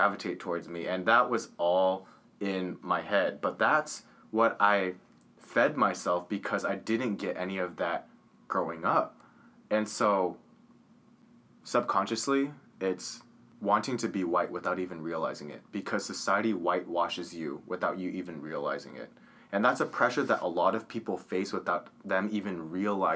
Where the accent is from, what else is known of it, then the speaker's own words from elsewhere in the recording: Orange County, California, United States; growing up in Orange County, it's a more wealthy area.